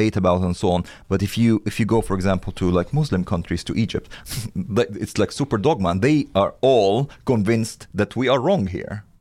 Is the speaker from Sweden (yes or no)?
no; India; born or raised there; moved away